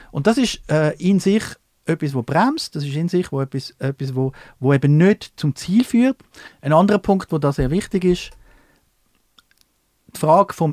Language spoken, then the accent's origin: German; Switzerland; wollte ich als Schweizer wirklich jetzt weiterhin in, dem Fa in dieser Faxliga spielen